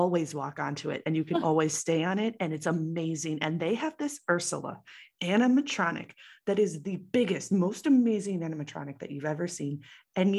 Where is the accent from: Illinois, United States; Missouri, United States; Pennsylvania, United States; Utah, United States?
Illinois, United States; Chicago; moved away; I grew up in Chicago